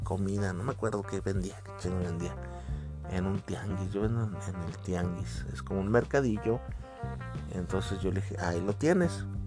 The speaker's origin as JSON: {"language": "Spanish", "country": "Mexico", "said": "acá al menos en mi país"}